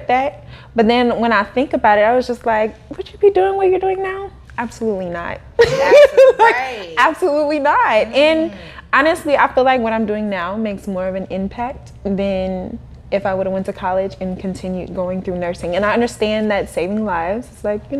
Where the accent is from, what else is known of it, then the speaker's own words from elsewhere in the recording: Kansas City, United States; moved away; I'm from Kansas City. So when I lived in Kansas City